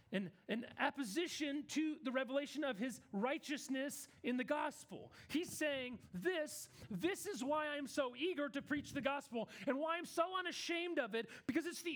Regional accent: Kansas, United States; I'm from Kansas

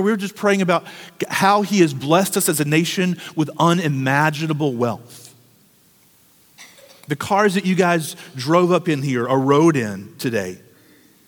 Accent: United States; as American Christians

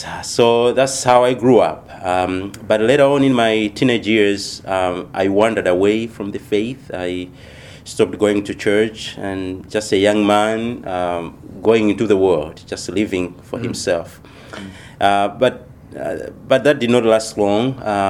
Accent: Malawi; moved away as an adult; now in United States; I come from Malawi, Southeast Africa.

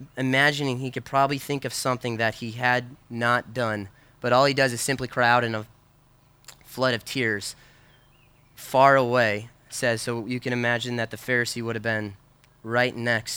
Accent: Wheaton, Illinois, United States; moved away; when I was growing up in Chicago, we were in Wheaton

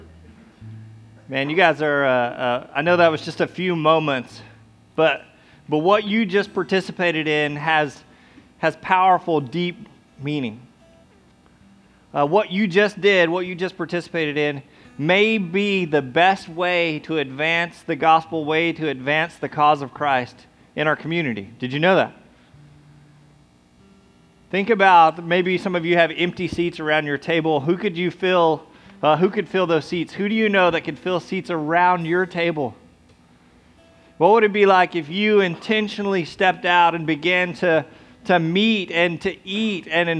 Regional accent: United States; we're American

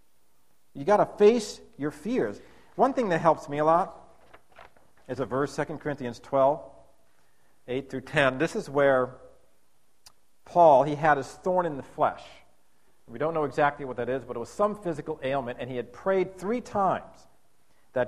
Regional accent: United States; I was from America

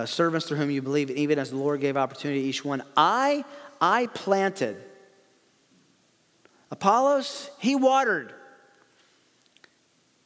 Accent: the South, United States; I grew up in the South

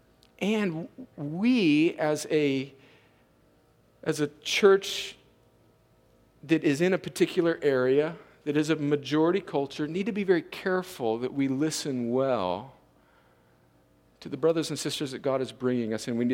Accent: United States; I'm American

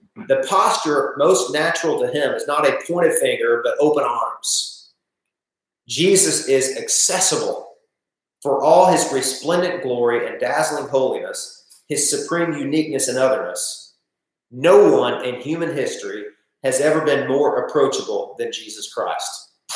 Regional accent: Northeast Arkansas, United States; I'm just from Northeast Arkansas

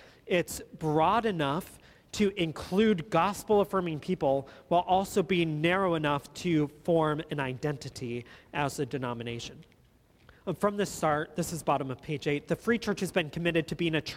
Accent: Watertown, Wisconsin, United States; the town that I grew up in Watertown, Wisconsin

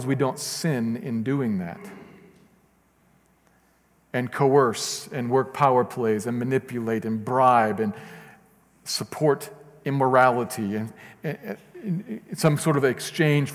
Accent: United States; I'm an American.

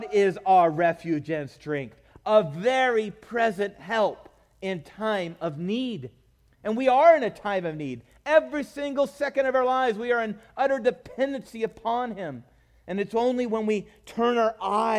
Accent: California, United States; growing up in California

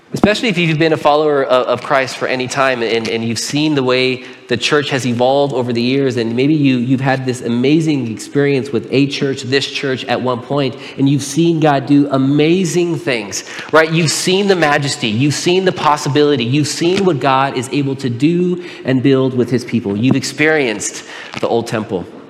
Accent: Pomona, California, United States; I was born and raised in Pomona. I lived there for 17 years

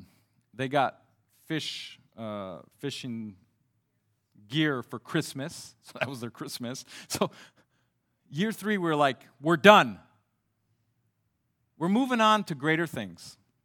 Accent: Mali; now in France; since I grew up in Mali, West Africa, there's not too many fish in the Sahara Desert.

